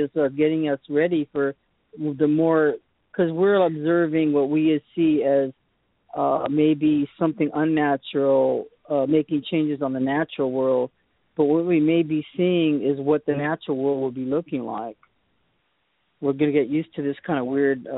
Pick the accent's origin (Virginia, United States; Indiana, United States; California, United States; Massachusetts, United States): Massachusetts, United States; Boston; I was born in Boston